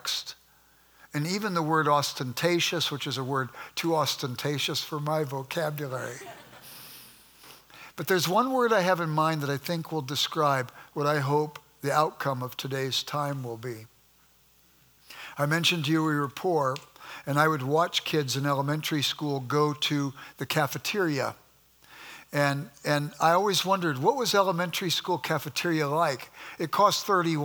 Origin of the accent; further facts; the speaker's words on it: Los Angeles, California, United States; moved away as an adult; now in Midwest, United States; I grew up in South Central Los Angeles, and we were sort of poor